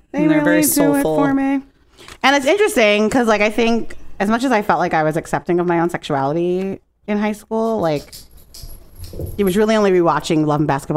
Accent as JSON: {"language": "English", "town": "New York City", "region": "New York", "country": "United States", "tie": "born or raised there", "said": "the church I grew up in Brooklyn"}